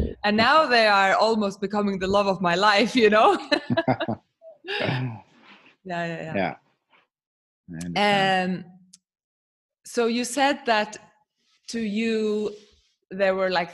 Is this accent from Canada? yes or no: no; Faroe Islands; I am from the Faroe Islands myself